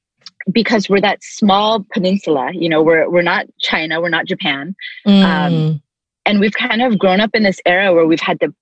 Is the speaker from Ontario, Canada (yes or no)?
no; Vancouver, British Columbia, Canada; also born or lived in Toronto, Canada; I was born on the East Coast, so close to Toronto. Okay. So lived in Toronto until I was six, moved to Vancouver.